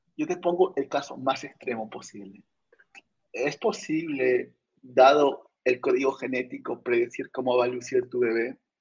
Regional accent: Arequipa, Peru; yo soy de una universidad nacional, vengo de Arequipa

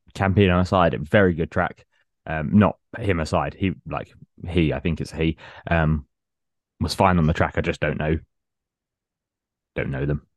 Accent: Hatfield, East of England, United Kingdom; they did a festival in my hometown when I was about 21, 22

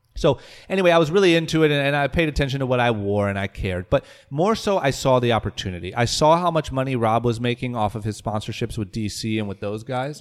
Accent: Akron, Ohio, United States; moved away as an adult; also born or lived in Coventry, Ohio; now in Los Angeles, United States; growing up in Akron, uh, in high school

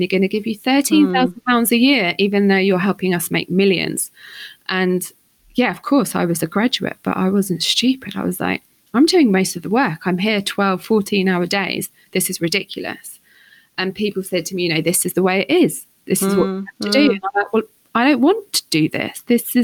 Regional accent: St Albans, East of England, United Kingdom; moved away as an adult; also born or lived in London; growing up on the St. Albans streets

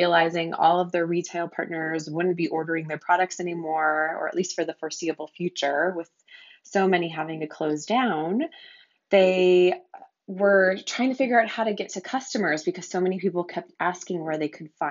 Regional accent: Colorado, United States; also born or lived in Los Angeles; now in Montana, United States; I'm based in Montana. I grew up in Colorado.

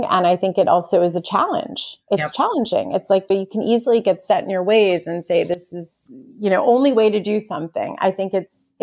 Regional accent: Pennsylvania, United States; moved away as an adult; now in New York, United States; I grew up in Pennsylvania

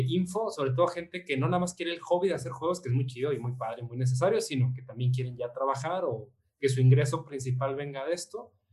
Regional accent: Mexico

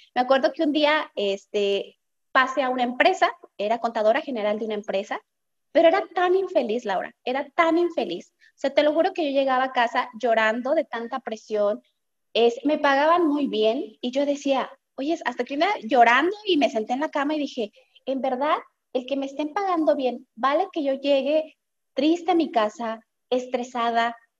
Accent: Guadalajara, Jalisco, Mexico; yo soy de Guadalajara, Jalisco

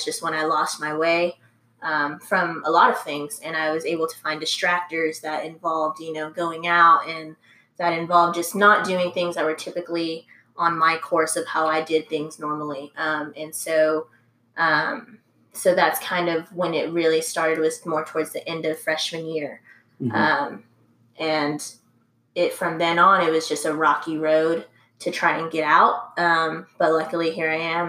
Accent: San Antonio, Texas, United States; also born or lived in Round Rock, Texas; I'm originally from San Antonio

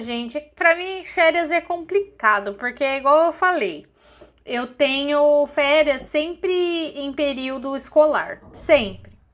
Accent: São Paulo, Brazil; eu sou caiçara

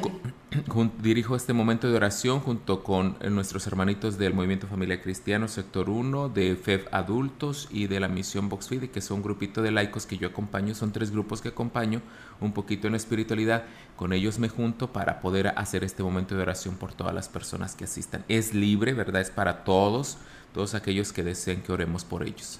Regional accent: Laguna del Mante, San Luis Potosí, Mexico; now in Ciudad Valles, Mexico; Yo soy de Laguna del Mante, aquí cerquita del municipio de Ciudad Valles

